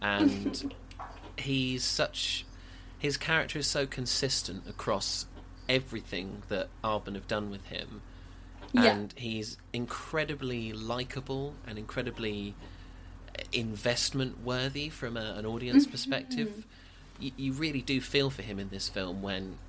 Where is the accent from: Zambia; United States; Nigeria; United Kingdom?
United Kingdom; Suffolk, East of England; we're both from Suffolk